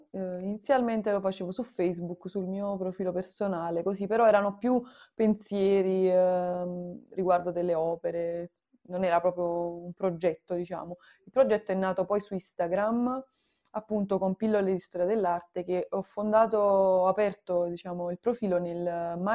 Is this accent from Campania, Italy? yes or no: yes; Naples, Campania, Italy; non solo appunto sono nata a Napoli e sono fortunata per, perché comunque è una città che ti offre tanto